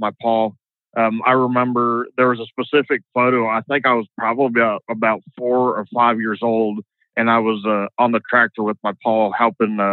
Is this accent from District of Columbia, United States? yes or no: no; the Delta, Louisiana, United States; now in Austin, United States; we grew up in the Delta, it was all bayou country